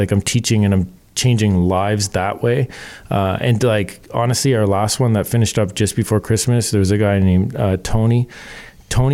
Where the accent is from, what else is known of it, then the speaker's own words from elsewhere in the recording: Canada; we're Canadian.